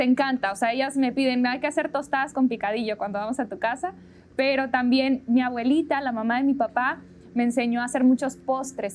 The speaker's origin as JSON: {"language": "Spanish", "town": "Monterrey", "region": "Nuevo León", "country": "Mexico", "tie": "born or raised there", "said": "nací en Monterrey, ahí vivo todavía"}